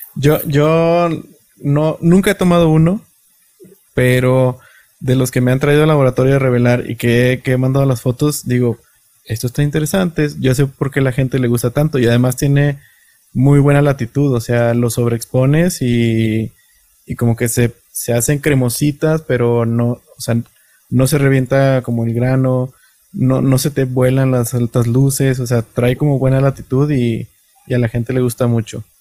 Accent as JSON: {"language": "Spanish", "town": "Matamoros", "region": "Tamaulipas", "country": "Mexico", "also_born_or_lived": "Monterrey", "moved": "yes", "lives_now": "Mexico City, Mexico", "said": "yo, soy de Matamoros, estudié en Monterrey, me adoptaron ahí 13 años, me adoptó la ciudad y ah, luego me vine para acá, Ciudad de México."}